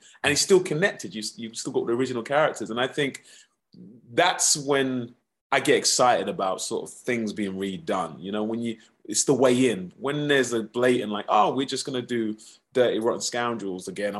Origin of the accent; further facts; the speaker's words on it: United Kingdom; moved away as an adult; now in Los Angeles, United States; I'm a Brit